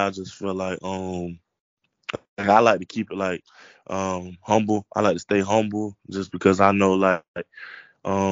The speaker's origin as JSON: {"language": "English", "town": "Lake Wales", "region": "Florida", "country": "United States", "tie": "born or raised there", "said": "I'm from Polk"}